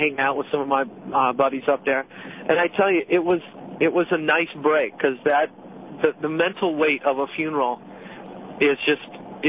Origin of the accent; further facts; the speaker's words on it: Midwest, United States; I had to catch a plane. I'm from the Midwest.